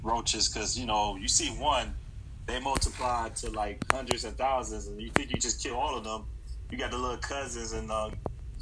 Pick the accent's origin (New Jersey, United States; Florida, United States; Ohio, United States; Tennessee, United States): Florida, United States; Miami; now in New York, United States; Born and raised in Miami.